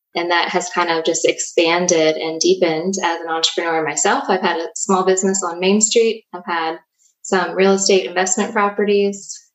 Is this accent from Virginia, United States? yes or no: yes; Danville, Virginia, United States; I was born and raised in Danville, Virginia